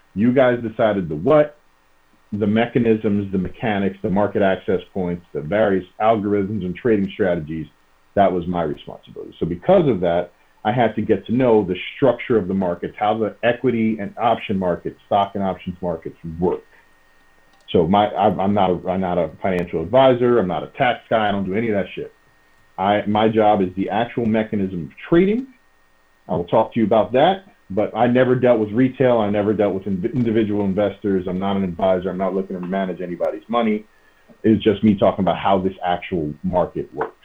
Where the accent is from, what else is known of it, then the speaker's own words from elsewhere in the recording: New York, United States; moved away as an adult; also born or lived in Chicago / Alameda; I'm a New Yorker, born and raised